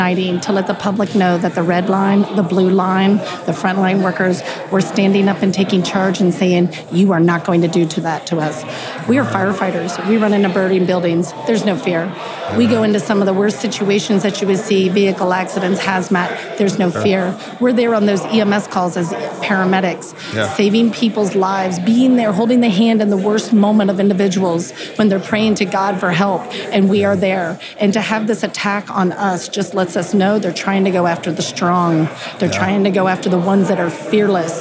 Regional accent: United States; as a born American, as a veteran

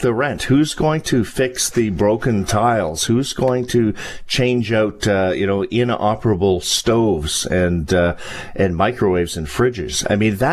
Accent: British Columbia, Canada; now in Toronto, Canada; I grew up in British Columbia where we lived side by side

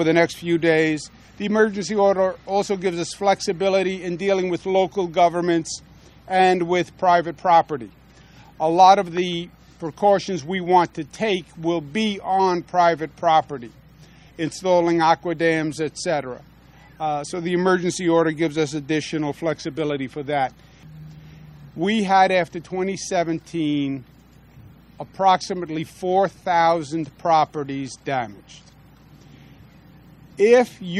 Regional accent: New York, United States; as a New Yorker, and I represent the people of New York

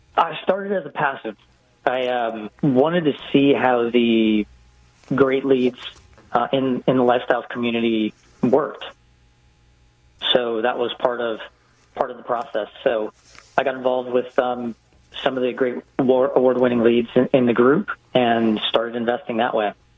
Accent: Hawaii, United States; also born or lived in West Coast; now in Atlanta, United States; I grew up in Hawaii

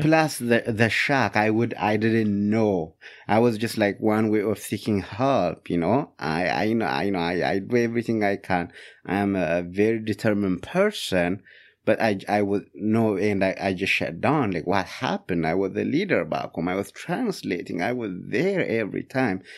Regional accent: Ethiopia; English is a second language; moved away as an adult; also born or lived in Upland, Indiana; now in Fort Wayne, United States; my hometown, Yatagh Bon, Ethiopia.

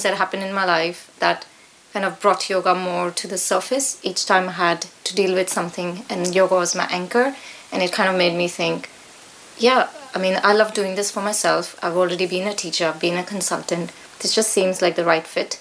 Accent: India; moved away as an adult; also born or lived in America; now in Petersfield, United Kingdom; as you can hear from my accent, I grew up in India

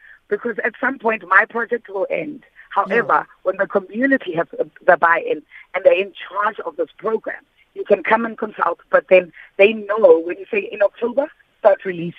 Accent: Pretoria, Gauteng, South Africa; I grew up in Pretoria

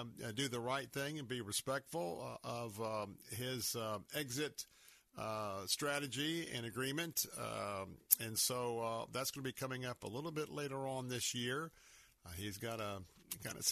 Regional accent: Tampa, Florida, United States; I was born and raised right here in Tampa

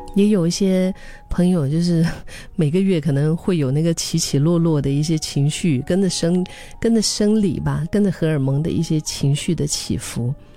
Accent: Singapore; 用我们新加坡人的话说

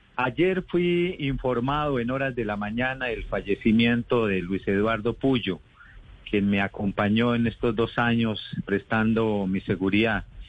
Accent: Santander de Quilichao, Cauca, Colombia; Ahorita en Santander de Quilichao, mi tierra, en el departamento del Cauca

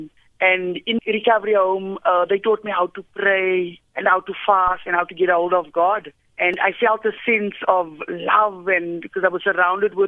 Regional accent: Johannesburg, Gauteng, South Africa; I grew up in El Dorado Park

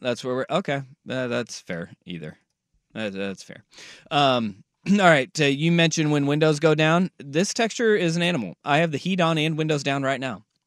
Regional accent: Oregon, United States; I'm from Oregon.

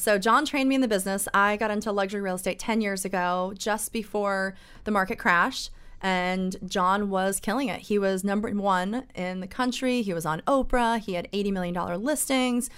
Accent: East Coast, United States; now in Orange County, California, United States; I was born and bred on the East Coast

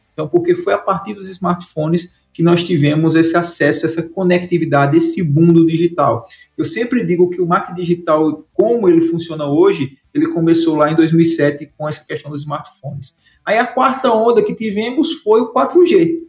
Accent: Santana do Ipanema, Alagoas, Brazil; moved away; also born or lived in Maceió; Fui sair da cidade onde eu nasci, que foi o interior de Alagoas, a Santana do Ipanema, o nome da cidade, o sertão brabo, uma seca danada lá. E me mudei para Maceió

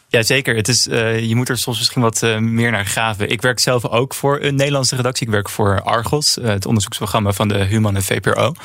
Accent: Netherlands

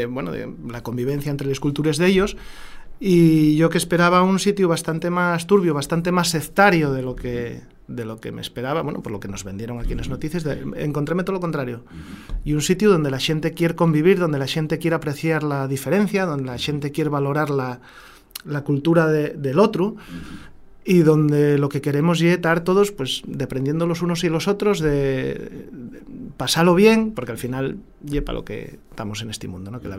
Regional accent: Asturias, Spain; Luego mañana ya volvemos a ser asturiano

